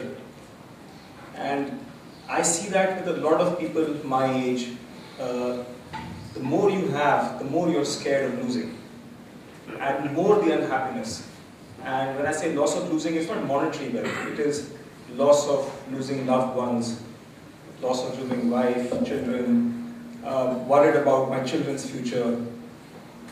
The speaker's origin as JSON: {"language": "English", "country": "India", "tie": "born or raised there", "moved": "as an adult", "lives_now": "London, United Kingdom", "said": "so I'm from India. I grew up in India. I came here 11 years ago to work."}